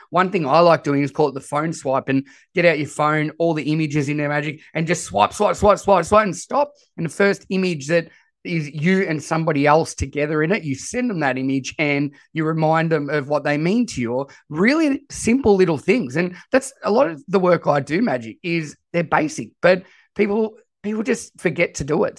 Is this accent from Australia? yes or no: yes; Australia; accent: Australian; I am as Aussie as it comes with my voice